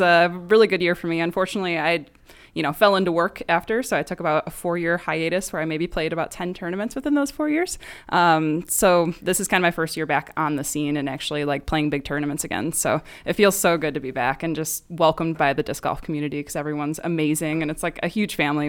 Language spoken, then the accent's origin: English; Chicago, Illinois, United States; now in Phoenix, United States; originally from Chicago area of Illinois.